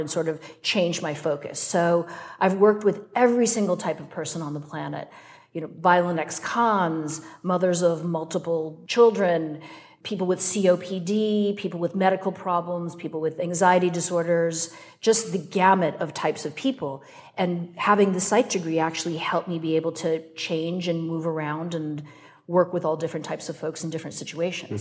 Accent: Wisconsin, United States; moved away; also born or lived in North Carolina; I was born in Wisconsin

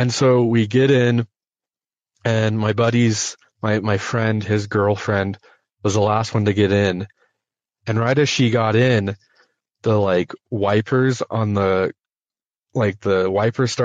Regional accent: North Dakota, United States; I'm from North Dakota. So there's not a whole lot out there besides like farm fields and like nothingness.

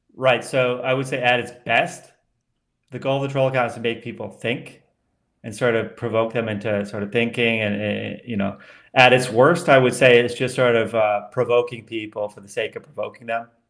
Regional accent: Colorado, United States; moved away; also born or lived in Washington, D.C. / Vermont / outside Denver; I grew up in Colorado and then Vermont

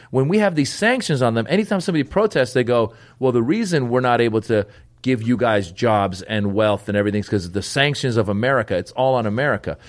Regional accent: Northern California, United States; I grew up in Northern California

